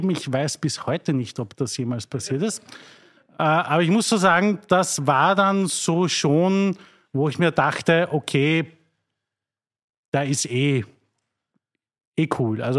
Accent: Mattersburg, Burgenland, Austria; ich komme aus Mattersburg

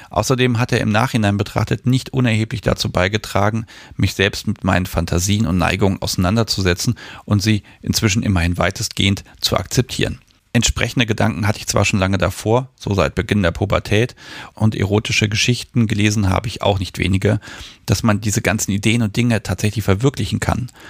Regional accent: Germany; Ich bin in der DDR aufgewachsen und in einem christlichen Elternhaus.

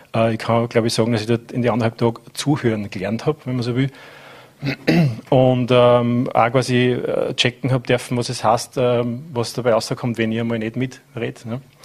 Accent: Mühlviertel, Upper Austria, Austria; moved away as an adult; now in Vorarlberg, Austria; Ich bin in einem Gasthaus aufgewachsen äh, und damit auch am Stammtisch, äh, in dem Fall im Mühviertel

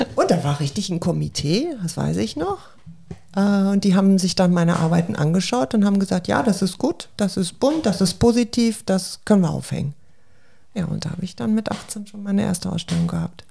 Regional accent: Hamm, North Rhine-Westphalia, Germany; ich komme ja gebürtig aus Hamm, aus ja. dem Ruhrgebiet.

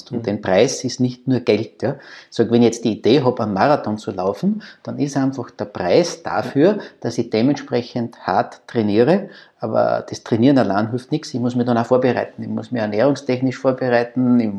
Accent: Austria; ich glaube, die Sympathien bei uns in Österreich, und das ist wirklich signifikant für Österreich

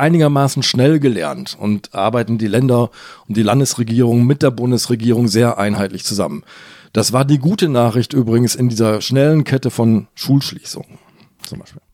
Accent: Hamburg, Germany; ich bin ja Hamburger

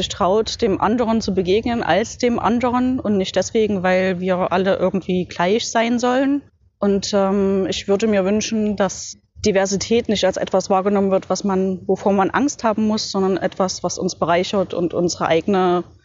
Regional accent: Leipzig, Saxony, Germany; Ich bin hier in Leipzig, weil Leipzig meine Heimatstadt ist

